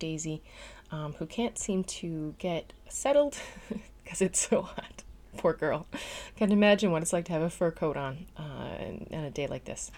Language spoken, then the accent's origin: English; Newfoundland and Labrador, Canada; now in Netherlands; I'm a Newfoundlander and Canadian